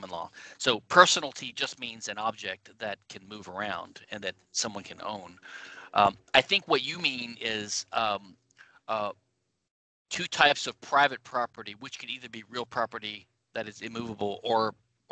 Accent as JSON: {"language": "English", "region": "Louisiana", "country": "United States", "said": "I'm from Louisiana, the only civil law state in the United States."}